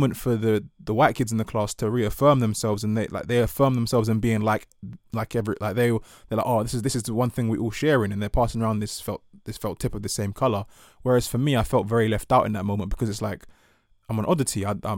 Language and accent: English; Ghana; And sort of like, therefore, having this pride in being Ghanaian and, you know, being being Ewe, but the idea of being black was a bit more daunting.